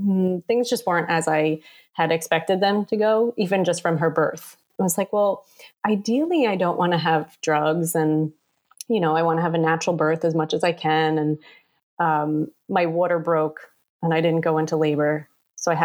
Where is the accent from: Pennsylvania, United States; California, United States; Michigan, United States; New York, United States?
New York, United States; New York City; I was born and raised here in Staten Island. I've lived here my whole life, except for college